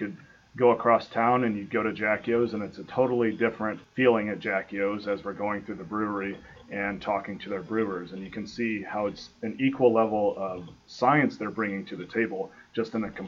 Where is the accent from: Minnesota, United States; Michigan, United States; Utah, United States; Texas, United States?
Michigan, United States; moved away as an adult; also born or lived in Nebraska / West Point, New York; now in Ohio, United States; I grew up in Michigan, and I went to school at the University of Nebraska.